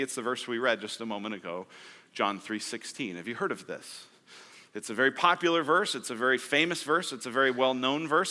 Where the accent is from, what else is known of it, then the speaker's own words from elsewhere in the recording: Colorado, United States; moved away as an adult; now in Arizona, United States; I'm from Colorado